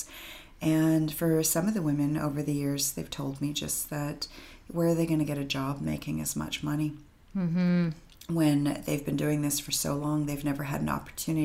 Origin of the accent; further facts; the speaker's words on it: Vancouver, British Columbia, Canada; I'm born and raised in Vancouver.